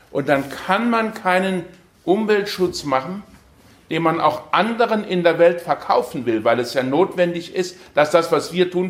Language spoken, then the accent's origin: German; Aachen, North Rhine-Westphalia, Germany; Ich komme aus Aachen da und habe gedacht, bin mal gespannt, wie das aussieht.